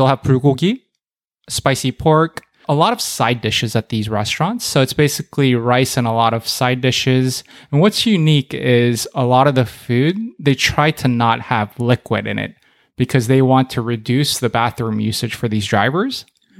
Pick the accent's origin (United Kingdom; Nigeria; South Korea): South Korea; But now Koreans have perfected Spam. I don't know if you know this, but Korea, we gift Spams on holidays.